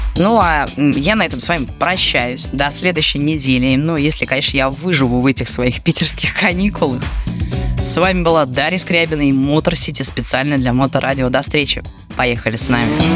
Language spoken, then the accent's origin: Russian; Moscow, Russia; мы, москвичи